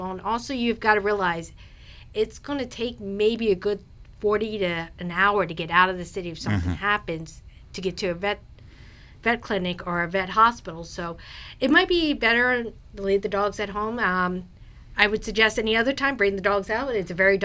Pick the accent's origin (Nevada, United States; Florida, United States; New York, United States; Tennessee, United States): Florida, United States; South; moved away as an adult; now in Fredericksburg, United States; I'm from South Florida